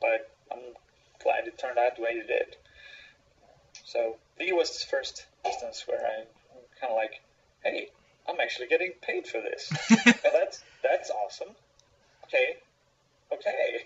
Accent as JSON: {"language": "English", "country": "Sweden", "said": "I'm from Sweden"}